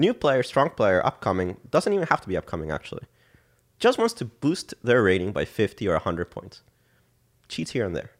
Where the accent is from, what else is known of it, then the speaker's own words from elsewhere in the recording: San Jose, Costa Rica; moved away as an adult; also born or lived in Dallas, Texas; I was born and raised in San Jose, Costa Rica